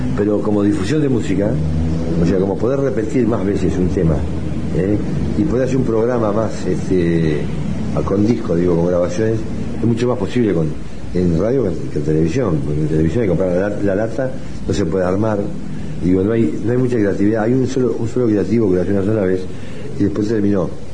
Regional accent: Uruguay; Nací en el Uruguay, en un país muy pacífico allá en Guadalajara, en el 43.

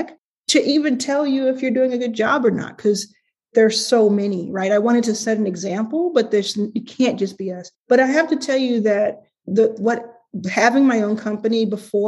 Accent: Dallas, Texas, United States; I grew up in Dallas

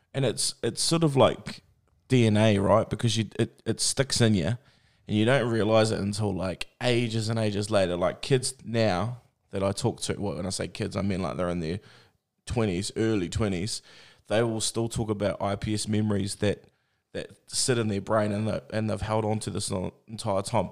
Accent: Tokoroa, Waikato, New Zealand; I grew up in Tukwara, so it was the mill

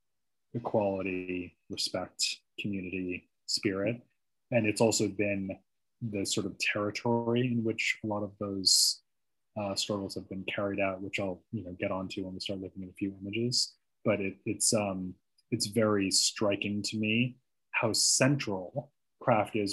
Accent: United States; also born or lived in London, United Kingdom; my home country

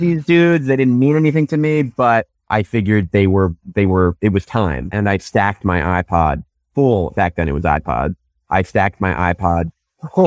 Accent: Newton, Massachusetts, United States; I grew up outside Boston, a suburb called Newton

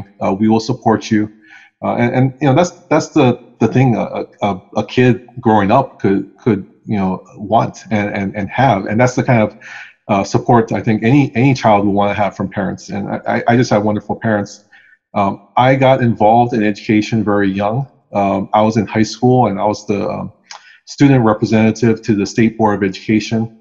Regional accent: Hawaii, United States; I actually have never left the islands in terms of living somewhere else

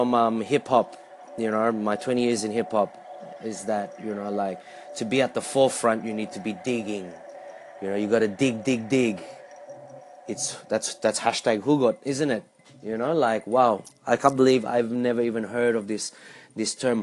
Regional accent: Australia; also born or lived in Philippines; as being an Australian and being conservative

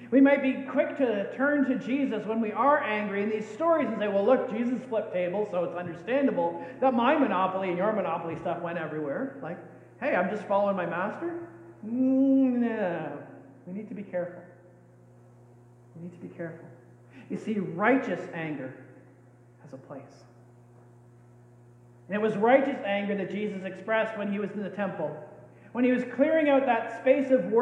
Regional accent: Canada; We're Canadians.

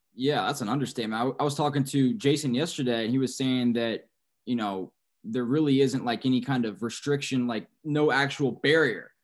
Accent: San Antonio, Texas, United States; I'm from San Antonio

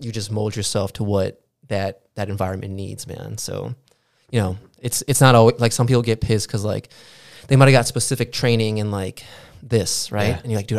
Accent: Aurora, Illinois, United States; I grew up in Aurora.

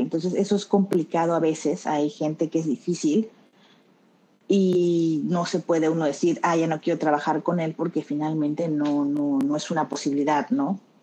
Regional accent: Tabasco, Mexico; also born or lived in Mexico City; now in Barcelona, Spain; yo soy de Tabasco, pero vivía en Ciudad de México, ahí empecé a estudiar, ahí trabajaba.

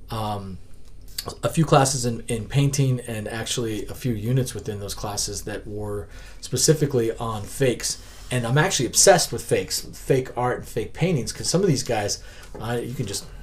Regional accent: Denver, Colorado, United States; I grew up in North Denver.

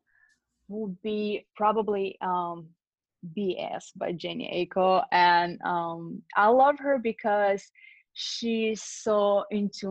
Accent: Russia; also born or lived in Lithuania; now in Los Angeles, United States; I was born in Lithuania, grew up in Russia

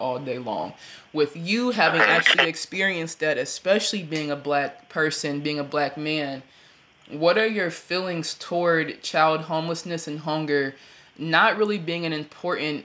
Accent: Ohio, United States; also born or lived in Danville, Illinois / Chicago, Illinois; I was born in Danville, Illinois, moved to Chicago. I don't know how old I was, and we moved to Ohio when I was about 3 or 4

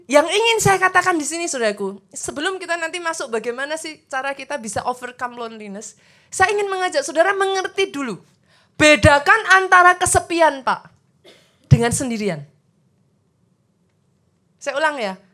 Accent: Surakarta, Central Java, Indonesia; Saya juga dari luar kota, saya orang Solo, saudaraku.

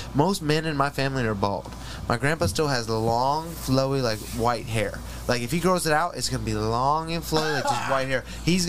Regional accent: Cullowhee, North Carolina, United States; moved away; I grew up in Culloween, North Carolina.

